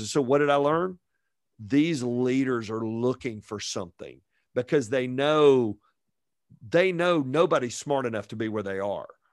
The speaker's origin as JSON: {"language": "English", "town": "Fayetteville", "region": "Georgia", "country": "United States", "tie": "born or raised there", "also_born_or_lived": "Virginia", "moved": "as an adult", "said": "growing up in Fayetteville, Georgia, just south of Atlanta."}